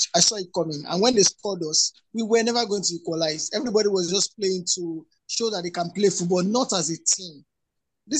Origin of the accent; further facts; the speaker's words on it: Nigeria; I didn't feel like being a Nigerian